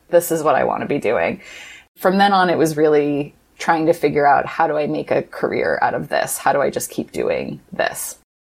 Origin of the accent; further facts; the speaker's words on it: Midwest, United States; I grew up in the Midwest in an evangelical family